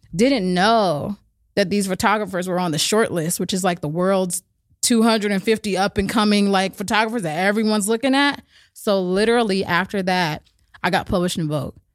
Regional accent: Berkeley, California, United States; also born or lived in Oakland; I actually grew up between Berkeley and Oakland

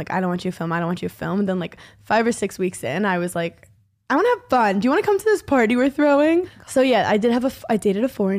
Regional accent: New York, United States; I grew up in New York.

